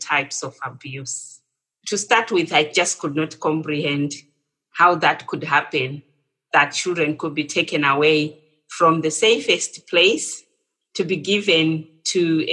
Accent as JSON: {"language": "English", "country": "Zimbabwe", "also_born_or_lived": "England", "moved": "as an adult", "said": "I'm originally from Zimbabwe"}